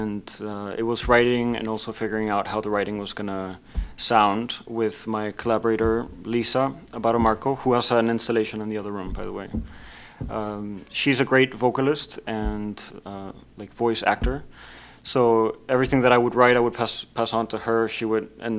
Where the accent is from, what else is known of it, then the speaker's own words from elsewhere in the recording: Laredo, Texas, United States; moved away as an adult; now in Chicago, United States; I'm from Texas, from the border town Laredo, Mexico-American border.